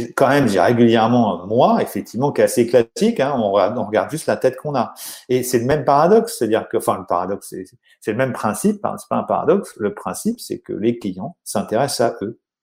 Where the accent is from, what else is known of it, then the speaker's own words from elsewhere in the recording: Normandy, France; moved away as an adult; now in South of France, France; je suis un Normand euh, expatrié dans, dans le sud de la France par amour